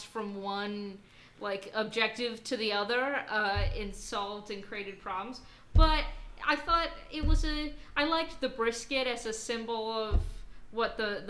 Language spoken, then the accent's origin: English; New Jersey, United States; I'm from New Jersey